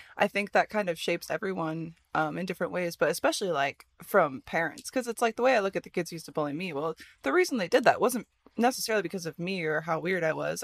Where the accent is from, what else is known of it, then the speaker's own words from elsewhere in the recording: Midwest, United States; I grew up in the Midwest